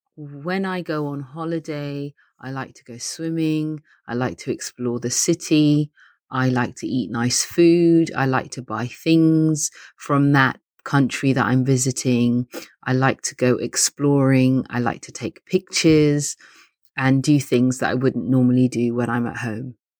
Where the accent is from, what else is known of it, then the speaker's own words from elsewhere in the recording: London, United Kingdom; I think my hometown is a great place for a city break. So if you wanna do a sort of short-term holiday where you kind of come to London